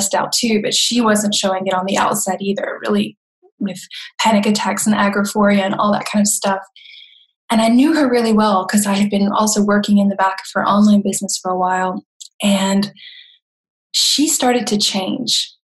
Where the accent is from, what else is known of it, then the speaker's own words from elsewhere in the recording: Florida, United States; moved away as an adult; now in Germany; I come from the South, originally from Florida, and I've been living in Germany for about 25 years